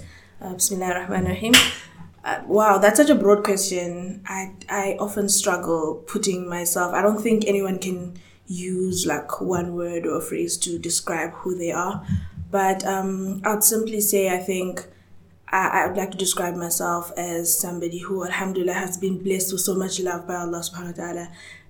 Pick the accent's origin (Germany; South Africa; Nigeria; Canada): South Africa; also born or lived in Zambia; So I was born in Zambia. It's a country in Southern Africa, just above Zimbabwe